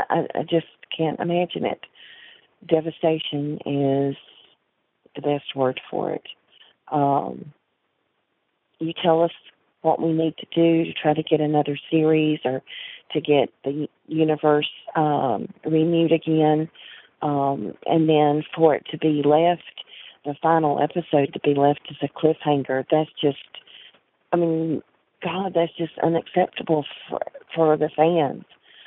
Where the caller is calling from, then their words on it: North Carolina, United States; I'm calling from North Carolina